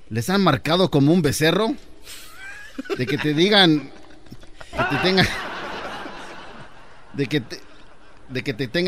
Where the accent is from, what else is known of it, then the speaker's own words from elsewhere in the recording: Mexico; siempre me ha preocupado de que las personas me tomen en serio de que sí o no soy mexicano. Siempre me ha molestado de que me digan de que soy salvadoreño, que soy pocho, que no se le entiende muy bien mi español.